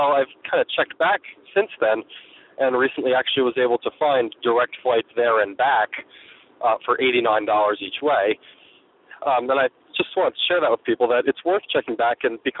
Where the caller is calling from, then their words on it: New Hampshire, United States; I'm from New Hampshire.